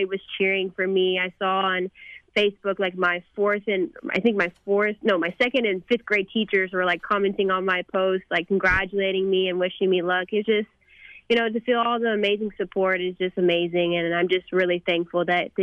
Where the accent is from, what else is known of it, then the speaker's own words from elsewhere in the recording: McKinney, Texas, United States; my hometown of McKinney.